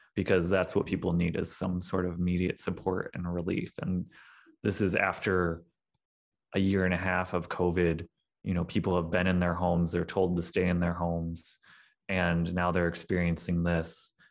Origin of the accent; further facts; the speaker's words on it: St. Louis, Missouri, United States; moved away as an adult; also born or lived in Kentucky; now in Detroit, United States; I am originally from the Saint Louis, Missouri area. I grew up in the South County suburbs